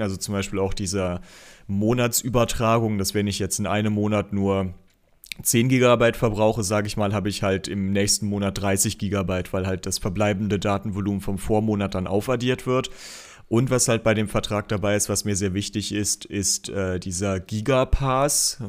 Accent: Aachen, North Rhine-Westphalia, Germany; als Aachener

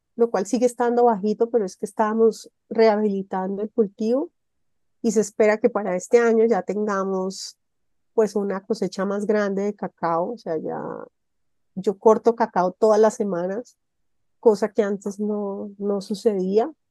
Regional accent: Montenegro, Quindío, Colombia; en mi pueblo, en el Quindío, allá en Montenegro

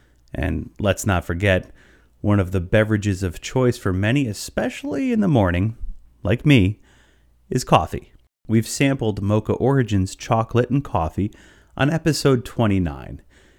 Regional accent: Honesdale, Pennsylvania, United States; here in my hometown of Honesdale, Pennsylvania.

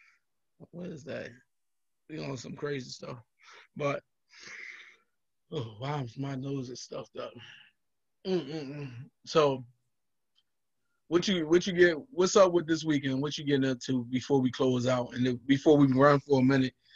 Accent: United States; Place I'm from Rich Allen. Everybody know that Rich Allen projects

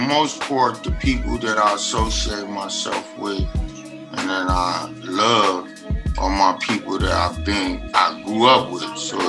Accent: Los Angeles, California, United States; I'm originally from South Central Los Angeles.

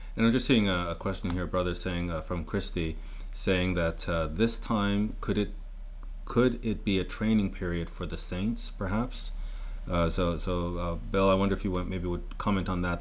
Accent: Canada; Murray and I are Canadian

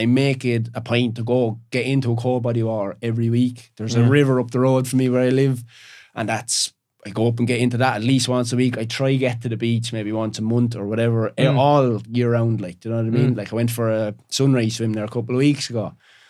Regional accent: Ireland; Like I was a plasterer from Ireland, but I was reading a book about Monk.

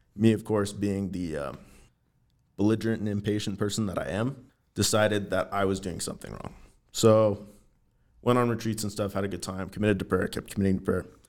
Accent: Everett, Washington, United States; moved away as an adult; now in Helena, United States; I'm from Western Washington, from a town called Everett, which is just a little bit north of Seattle

